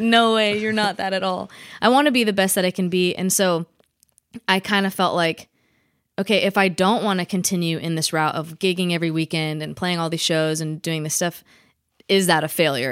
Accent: Vacaville, California, United States; born or raised there

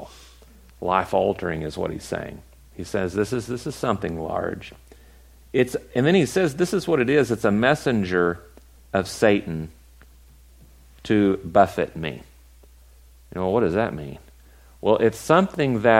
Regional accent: West Texas, United States; I'm from West Texas

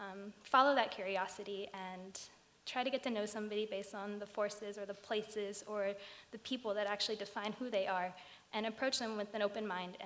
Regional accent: West Palm Beach, Florida, United States; They usually say, oh, where are you from? And I say, Florida. And then the next question is, okay, but where were you born? And so I say West Palm, or maybe the hospital I was born in.

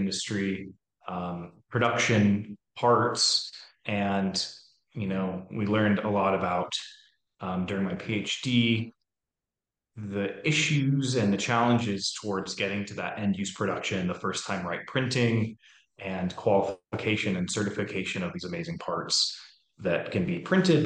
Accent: Seattle, Washington, United States; moved away as an adult; also born or lived in New York State / San Diego, California; So I'm from Seattle. I grew up in Seattle, Washington, did some school out in New York State

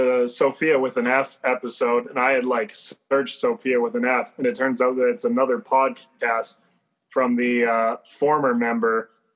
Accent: Alberta, Canada; I'm actually from Alberta, Canada. A little far away from you guys, probably about 3,000 miles.

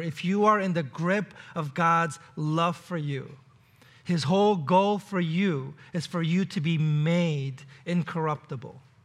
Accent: New York City, New York, United States; moved away; I grew up in New York City

